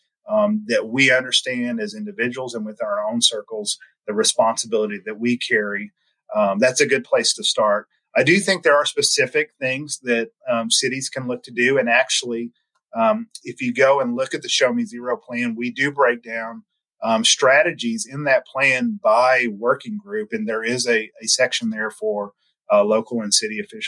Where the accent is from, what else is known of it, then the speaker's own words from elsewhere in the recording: Sikeston, Missouri, United States; now in Jefferson City, United States; I grew up in Southeast Missouri